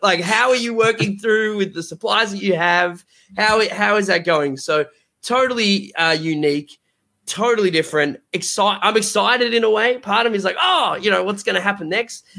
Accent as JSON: {"language": "English", "country": "Australia", "said": "I'm from Australia."}